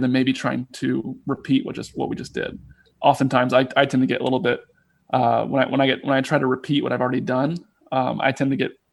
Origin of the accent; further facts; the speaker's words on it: Charlotte, North Carolina, United States; also born or lived in Chapel Hill, North Carolina; It's about 2 hours from where I grew up in Charlotte, North Carolina